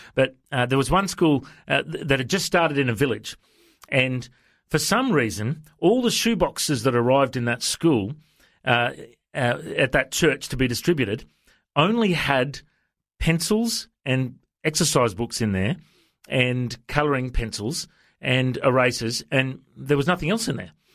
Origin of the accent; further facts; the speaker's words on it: Australia; I'm from Australia. I'm a pastor